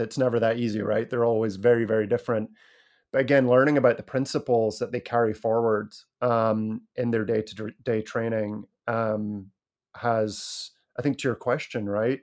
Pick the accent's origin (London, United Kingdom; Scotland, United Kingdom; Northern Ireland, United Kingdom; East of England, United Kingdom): Scotland, United Kingdom; moved away; when I was growing up in Scotland